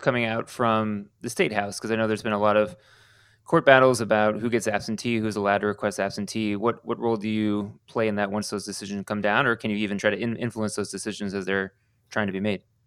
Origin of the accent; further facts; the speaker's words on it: Houston, Texas, United States; people from Houston, my home city